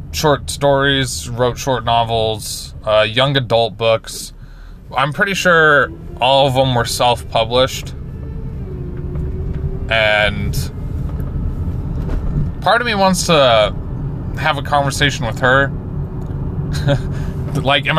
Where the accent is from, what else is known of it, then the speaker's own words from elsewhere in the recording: Layton, Utah, United States; where are you from? And I said, Layton